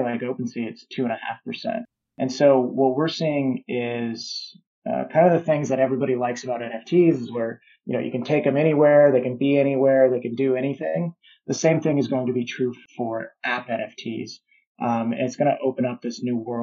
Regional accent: Omaha, Nebraska, United States; I'm from Omaha, Nebraska

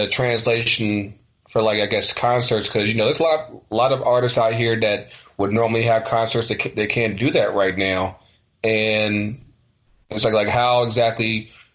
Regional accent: Virginia, United States; me growing up in Virginia

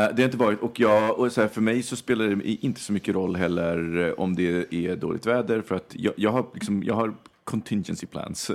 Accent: Stockholm, Stockholm County, Sweden; Stockholm eller Skärholmen, det är uppväxt i Vårberg

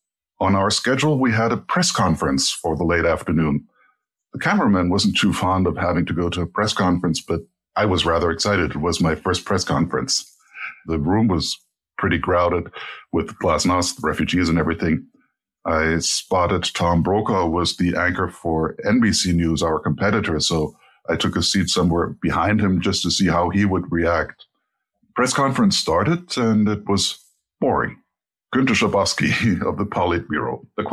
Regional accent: Berlin, Germany; born there; Well, I was born in Berlin and I moved back in the mid-80s to study here.

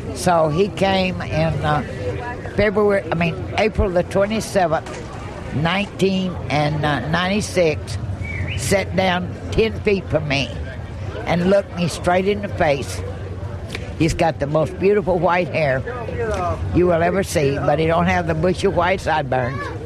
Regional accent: Franklin, Tennessee, United States; Franklin, Tennessee, in my hometown

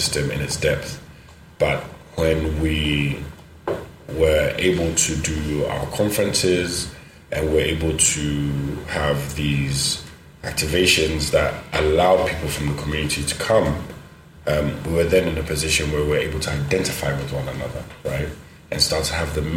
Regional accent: Ghana; our culture in Ghana, very conservative.

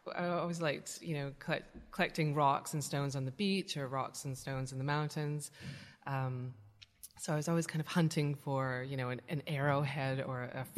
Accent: British Columbia, Canada; moved away as an adult; now in London, United Kingdom; I grew up in British Columbia, in Canada.

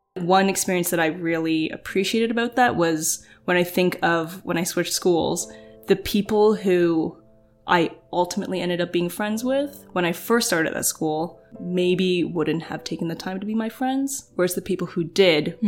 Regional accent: Oakville, Ontario, Canada; growing up in Oakville

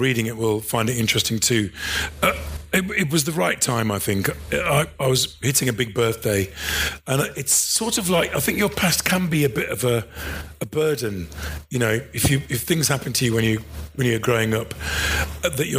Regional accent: Midlands, United Kingdom; growing up in the Midlands, particularly if you're black and working class

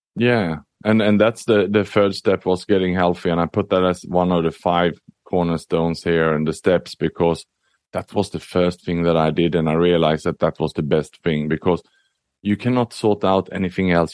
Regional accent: Sweden; also born or lived in Southeast Asia; now in Singapore; I was born in Sweden, but I'm an expat. I lived and worked across the world

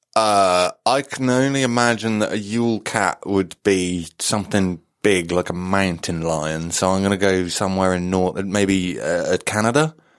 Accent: just outside Wales, England, United Kingdom; I grew up just, just slightly outside of Wales

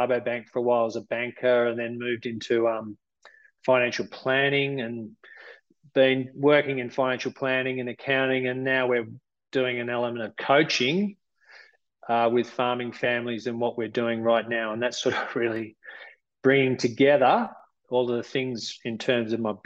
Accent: Melbourne, Victoria, Australia; moved away as an adult; also born or lived in Goondiwindi, Queensland / Geelong, Victoria; now in Armidale, Australia; I'm originally from Melbourne, Victoria

